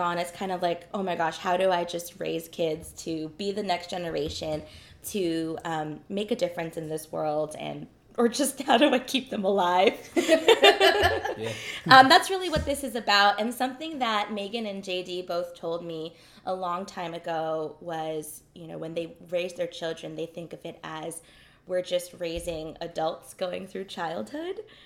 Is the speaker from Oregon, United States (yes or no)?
no; New York, United States; now in Southern California, United States; I grew up in New York. And now that I live in Southern California